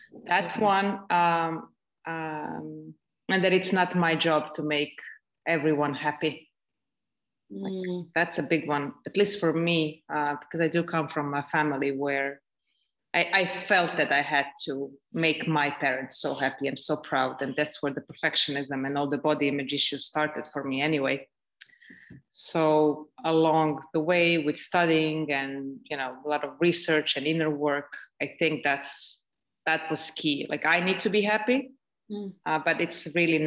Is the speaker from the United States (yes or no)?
no; Belgrade, Serbia; now in Estonia; I'm currently in Estonia, but I am from Serbia, from Belgrade, Serbia.